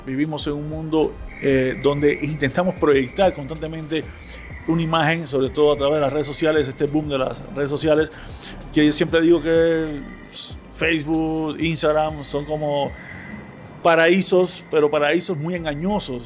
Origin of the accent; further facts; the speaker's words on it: Havana, Cuba; en un barrio que, donde yo crecí en La Habana